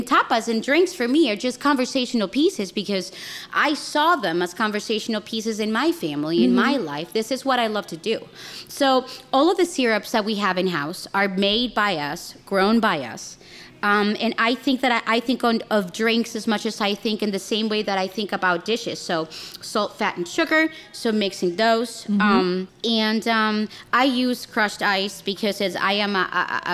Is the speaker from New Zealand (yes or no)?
no; Chile; moved away as an adult; now in United States; I'm South American, I'm Chilean.